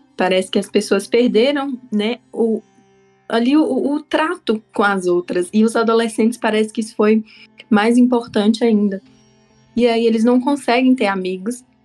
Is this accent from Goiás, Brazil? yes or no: no; Taiobeiras, Minas Gerais, Brazil; now in Curitiba, Brazil; eu sou natural de uma cidade que se chama Taiobeiras, é no norte de Minas